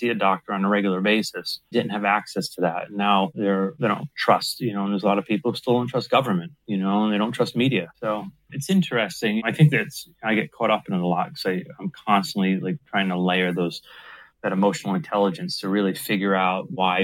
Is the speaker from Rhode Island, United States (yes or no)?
yes; Providence, Rhode Island, United States; I grew up in Providence